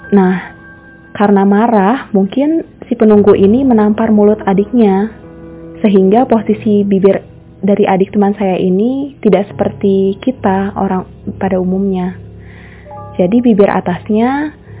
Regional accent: Indonesia; beberapa di antara kita sebagai orang Indonesia

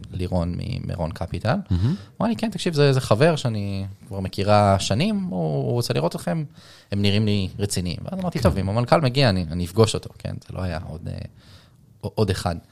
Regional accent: Israel; בתור ישראלי

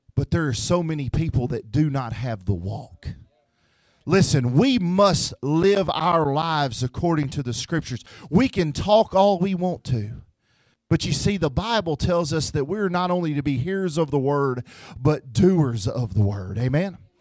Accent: Memphis, Tennessee, United States; moved away; I'm from Tennessee, so if you hear the word ain't and y'all, uh, that's what's wrong with me. I'm from Memphis, Tennessee

